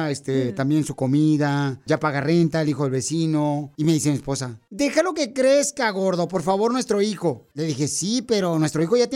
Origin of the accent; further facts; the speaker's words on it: Michoacán, Mexico; now in United States; Porque qué venimos de Michoacán a Estados Unidos. A triunfar, claro que sí.